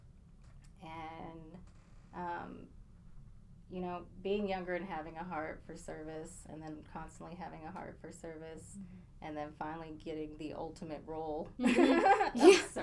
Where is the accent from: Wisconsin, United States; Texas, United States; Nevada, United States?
Texas, United States; Abilene; accent: northern accent; also born or lived in Maryland / Spokane, Washington; and I came to Abilene when I was 8. And when I came here, it was kind of a whole new world. I came from Spokane, Washington, mm-hmm.